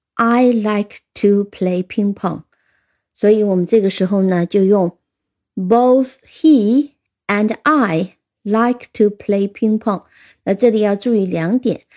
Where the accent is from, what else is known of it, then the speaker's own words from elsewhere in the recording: China; 我们中国人